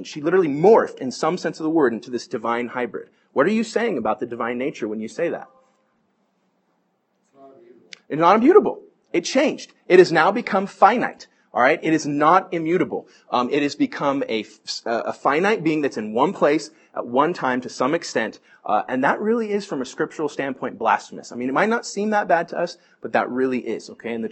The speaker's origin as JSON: {"language": "English", "area": "Bay Area", "region": "California", "country": "United States", "tie": "born or raised there", "said": "I grew up in the Bay Area where everything was like St. Augustine Church"}